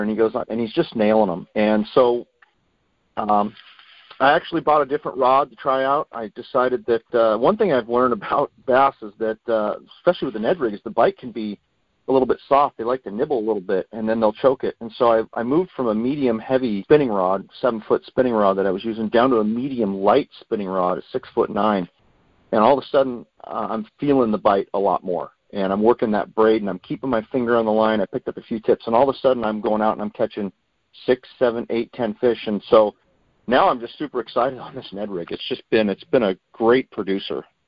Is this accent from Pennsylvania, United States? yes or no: no; Boring, Oregon, United States; as a kid, I grew up in Boring, Oregon.